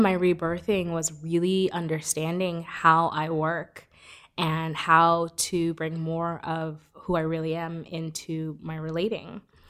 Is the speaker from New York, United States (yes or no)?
yes; New York City, New York, United States; I grew up in Brooklyn. And I kind of an interesting background. Like I grew up in a Caribbean neighborhood, like a lot of different socioeconomic, you know, exposure.